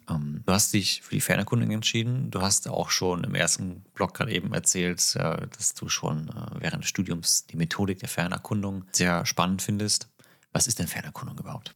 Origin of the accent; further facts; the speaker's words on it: Northern Germany, Germany; Für mich als Norddeutscher